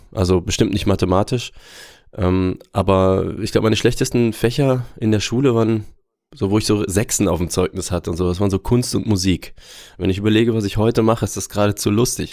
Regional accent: Aachen, North Rhine-Westphalia, Germany; also born or lived in Würzburg; Würzburg tatsächlich. Ich bin Franke, aber weiß davon nichts, denn ich bin schon mit, ich glaube, unter zwei Jahren nach Aachen gezogen

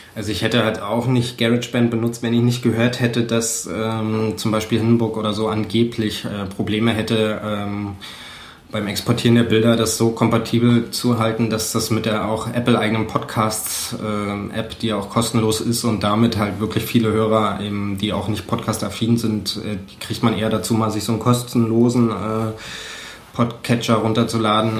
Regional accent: Cottbus, Brandenburg, Germany; ich komme aus Cottbus. ich bin 1984 geboren

